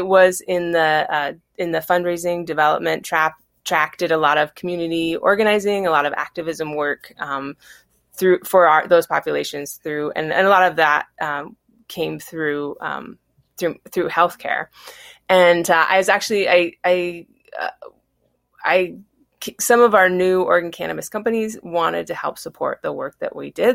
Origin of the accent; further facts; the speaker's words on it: Battle Ground, Washington, United States; I grew up in Battleground